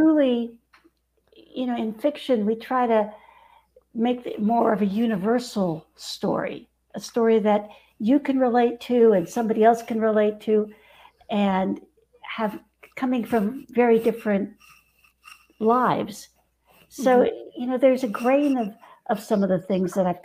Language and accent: English; Mexico City, Mexico; now in Northern California, United States; I grew up in Mexico City